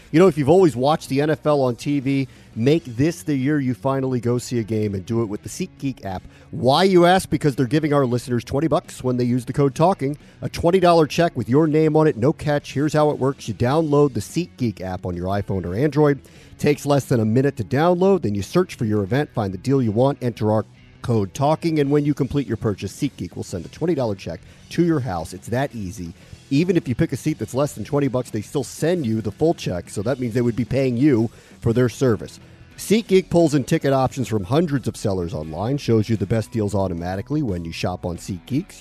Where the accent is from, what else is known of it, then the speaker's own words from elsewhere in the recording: Silver Spring, Maryland, United States; now in Connecticut, United States; I call myself a DC native. I'm from Silver Spring